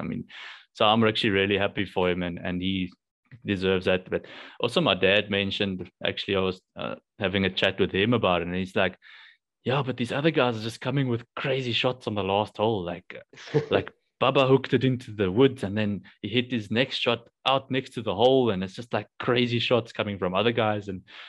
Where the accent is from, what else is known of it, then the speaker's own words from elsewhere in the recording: South Africa; I'm South African